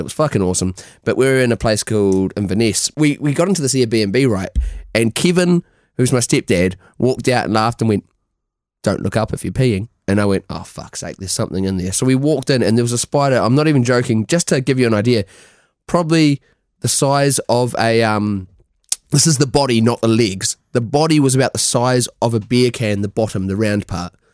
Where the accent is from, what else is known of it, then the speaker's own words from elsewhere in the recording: New Zealand; moved away; we're from New Zealand